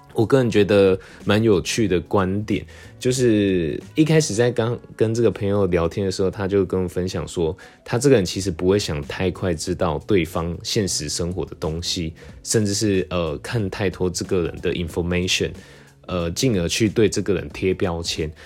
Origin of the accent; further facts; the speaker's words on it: Tainan, Taiwan; moved away; also born or lived in Taipei; 因为我从小在台南